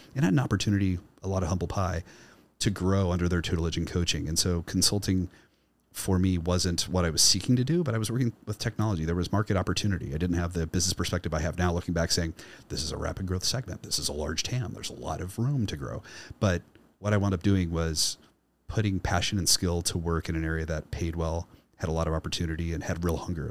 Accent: Kansas City, Missouri, United States; my hometown uh, in the north side of Kansas City, Missouri

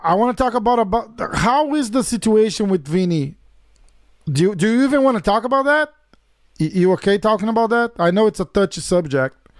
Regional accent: São Paulo, Brazil; I'm from São Paulo.

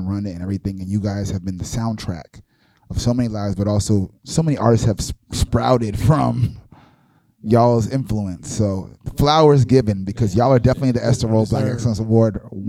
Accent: New York City, New York, United States; I'm from New York City.

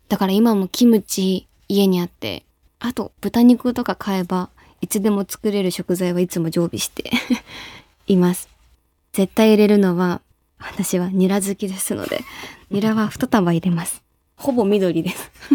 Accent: Shizuoka, Japan; 私、地元静岡なので

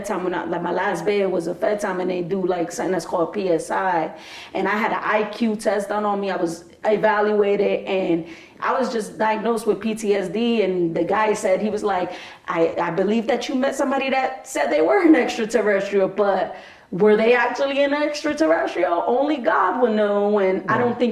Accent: New York City, New York, United States; also born or lived in Bronx; I was born in the Heights

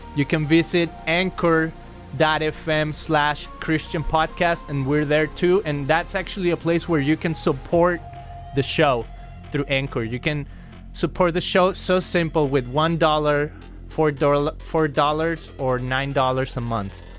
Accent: Guadalajara, Jalisco, Mexico; now in Costa Mesa, United States; I came from Guadalajara, Mexico

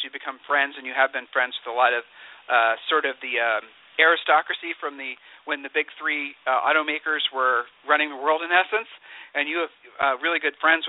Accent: Ohio, United States; I'm from Ohio. And, being a Midwesterner, being a Midwesterner

